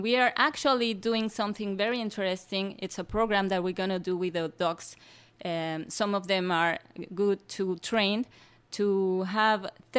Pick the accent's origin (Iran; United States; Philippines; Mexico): Mexico; Mexico City; English is a second language; I come from Mexico City